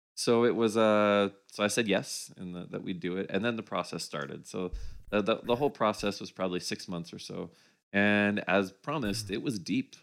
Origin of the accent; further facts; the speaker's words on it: Winnipeg, Manitoba, Canada; moved away as an adult; a partner and I moved from Winnipeg, which is where uh, I grew up